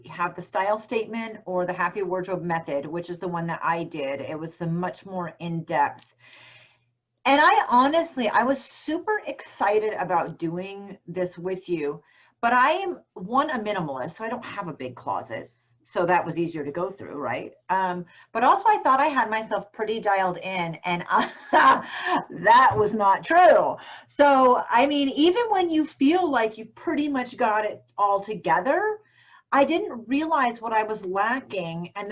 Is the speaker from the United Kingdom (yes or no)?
no; New Zealand; now in Seattle, United States; I do. I'm from New Zealand.